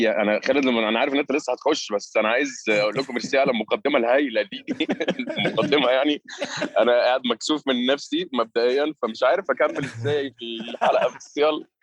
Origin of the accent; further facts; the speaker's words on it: Qatar; born there; البدايه كانت اول لما انا اتولدت في قطر ده كانت آه، اول خمس سنين من حياتي